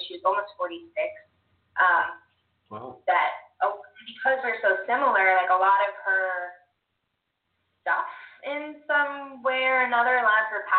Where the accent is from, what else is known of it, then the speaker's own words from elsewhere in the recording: North Carolina, United States; also born or lived in California; now in Ogden, United States; I was born in California. I moved to North Carolina when I was 10